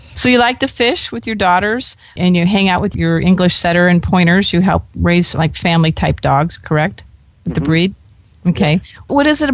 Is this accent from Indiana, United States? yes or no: no; Florida, United States; I grew up in Florida before. I lived in Florida for a number of years in my previous life as a newspaper reporter.